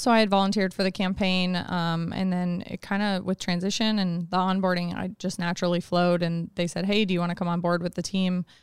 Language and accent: English; Anchorage, Alaska, United States; I grew up in Anchorage. I was born here, and I went to Diamond High School, graduated twenty ten